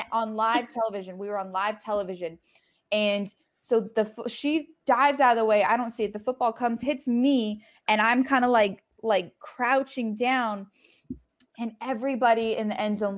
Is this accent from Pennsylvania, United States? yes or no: no; Colorado, United States; moved away; I'm from Colorado